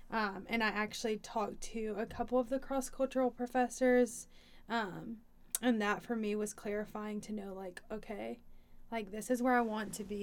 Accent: Atlanta, Georgia, United States; moved away; I'm from Atlanta

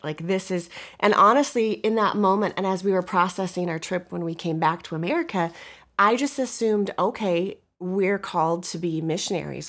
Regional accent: Montana, United States; moved away as an adult; now in Midwest, United States; I'm from Montana, and we've lived in the Midwest the past twenty-six years since we've been married

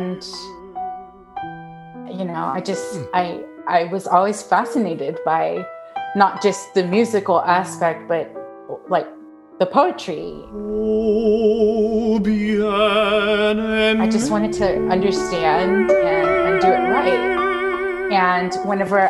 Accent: United States; I'm Mexican American, and I wanted to take French in high school, and my parents said no, that I had to take Spanish.

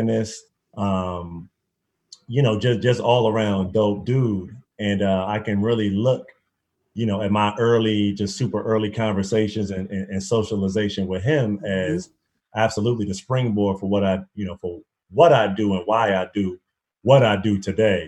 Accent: Prince George's County, Maryland, United States; also born or lived in Washington, D.C.; growing up in Prince George's County, you know, it's one of the blackest counties in the entire country

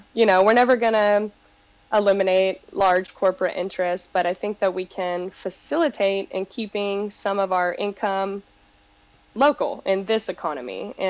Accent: Panama; now in United States; And we're Latino, we're from Panama, and we immigrated here together.

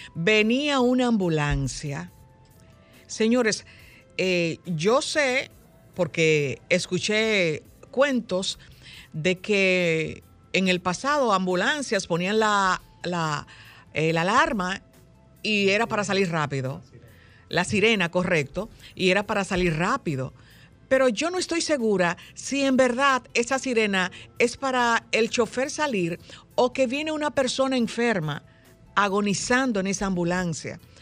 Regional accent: Dominican Republic; somos solo los dominicanos

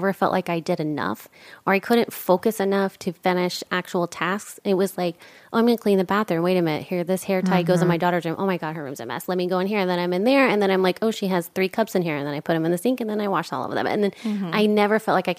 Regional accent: Texas, United States; I'm from Texas. We have, you know, Domino's and like regular pizza.

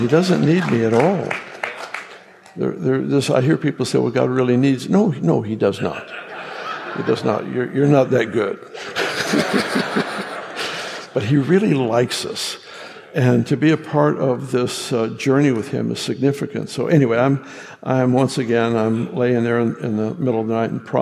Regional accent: California, United States; I grew up in California

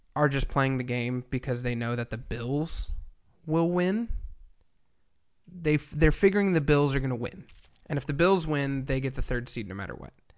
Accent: San Diego, California, United States; we are from San Diego

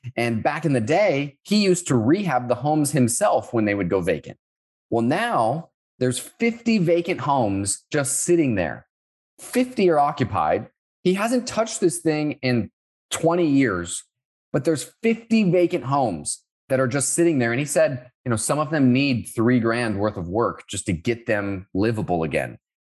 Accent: Orlando, Florida, United States; moved away as an adult; also born or lived in Sioux Falls, South Dakota / Finland; I grew up around Orlando, Florida

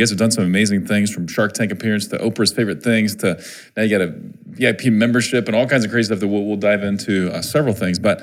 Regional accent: Missouri, United States; my home state of Missouri

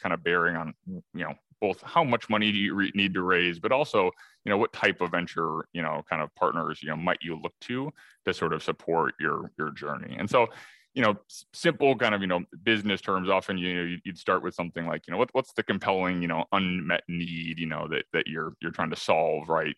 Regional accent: Madison, Wisconsin, United States; now in Chicago, United States; I grew up in Madison, Wisconsin, so sort of you know born and raised here in the Midwest

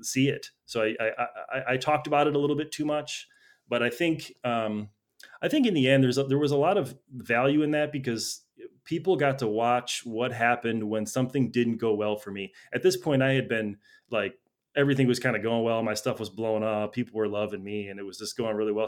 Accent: Chicago, Illinois, United States; moved away as an adult; now in Los Angeles, United States; I'm from Chicago originally. I moved to L A about ten years ago.

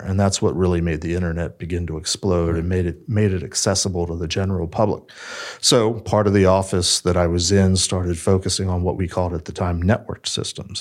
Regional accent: Silver Spring, Maryland, United States; I grew up in the area. I grew up in Silver Spring

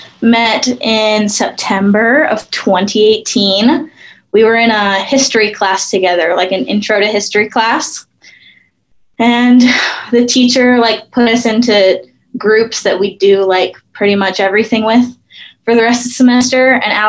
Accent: Surrey, British Columbia, Canada; born there; I was born in Surrey, outside of Vancouver, British Columbia, Canada.

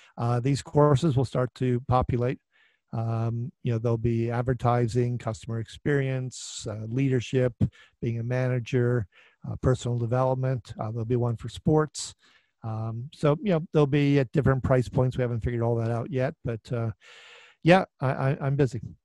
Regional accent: Minneapolis, Minnesota, United States; my hometown here of Minneapolis

